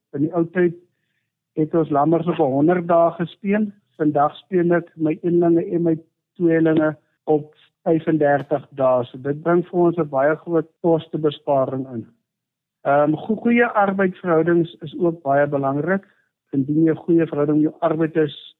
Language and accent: Afrikaans; Cradock, Eastern Cape, South Africa; Ek is in 1971 gebore in die Kraddock omgewing, so ek is omtrent so 50 jaar wat ek nou in die omgewing is.